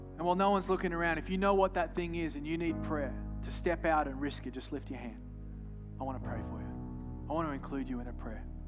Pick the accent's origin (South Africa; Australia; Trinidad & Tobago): Australia; I'm from Australia